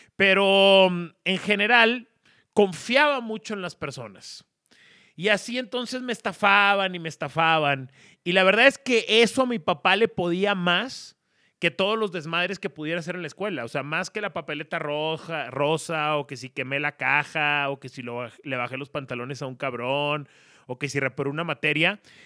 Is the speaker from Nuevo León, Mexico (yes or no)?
yes; Monterrey, Nuevo León, Mexico; now in Mexico City, Mexico; como regio en la CDMX